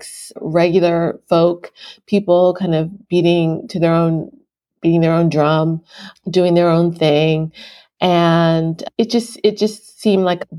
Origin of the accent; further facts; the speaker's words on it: Philadelphia, Pennsylvania, United States; moved away as an adult; also born or lived in Japan / China / New York; I am currently in Philadelphia, PA, and coincidentally, that is my hometown, and I lived abroad for 12 years